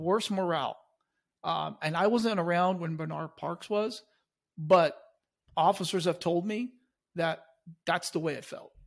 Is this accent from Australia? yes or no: no; Chile; now in United States; I came to this country, I was born in Chile